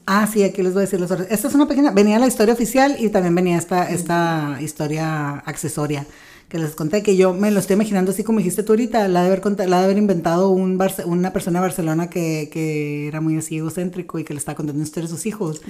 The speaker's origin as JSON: {"language": "Spanish", "country": "Mexico", "said": "somos mexicanos"}